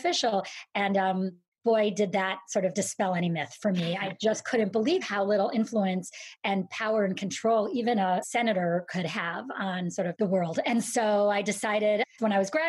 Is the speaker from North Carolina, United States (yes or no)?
no; Syracuse, New York, United States; I grew up in Syracuse, New York, a very snowy and boring place